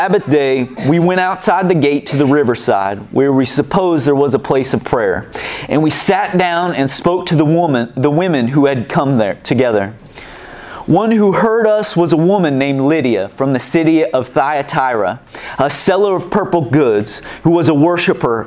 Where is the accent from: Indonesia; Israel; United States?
United States; Kansas City; now in Hastings, United States; I'm from Kansas City